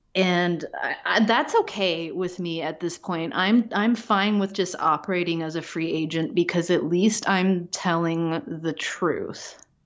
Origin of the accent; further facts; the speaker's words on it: Pacific Northwest, United States; moved away; also born or lived in Midwest / Chicago; growing up in the Pacific Northwest, I was just kind of like de facto liberal. And then I moved to the Midwest